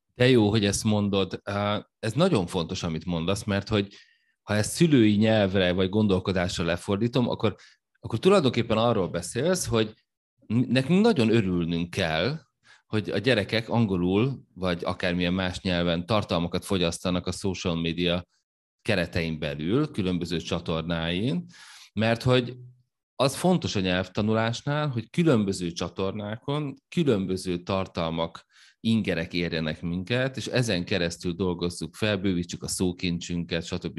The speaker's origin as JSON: {"language": "Hungarian", "country": "Hungary", "said": "német nyelven adtuk elő, magyarként, németül az angoloknak"}